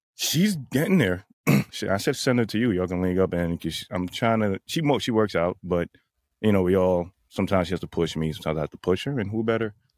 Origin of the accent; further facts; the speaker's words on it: New York City, New York, United States; I'm from the Bronx